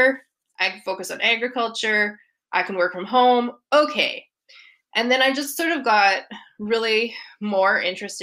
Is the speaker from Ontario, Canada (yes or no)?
no; Saskatoon, Saskatchewan, Canada; now in Edmonton, Canada; I did not grow up in a small town. I grew up in Saskatoon